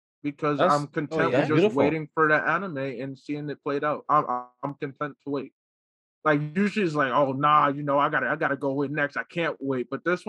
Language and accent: English; Newark, New Jersey, United States; I'm from Jersey.